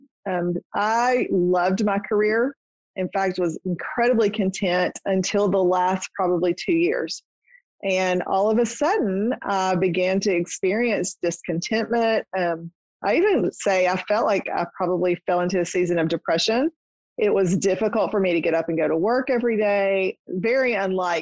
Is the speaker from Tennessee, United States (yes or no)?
yes; Nashville, Tennessee, United States; my hometown in Nashville